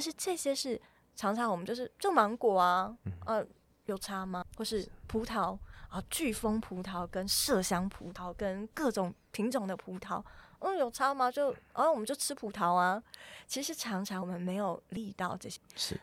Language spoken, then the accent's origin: Chinese; New Zealand; moved away; 有一年我回到纽西兰，因为我小时候是在纽西兰长大的